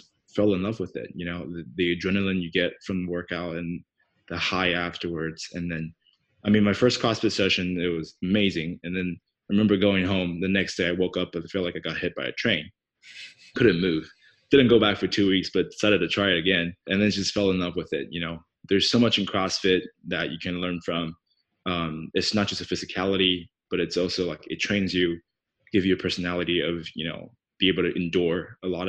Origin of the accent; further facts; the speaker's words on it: Taipei, Taiwan; first language Mandarin Chinese; English is a second language; moved away as an adult; also born or lived in Bangkok, Thailand / United States; now in Australia; I am originally from Taiwan, from Taipei. And I moved out of Taiwan when I was 18 after high school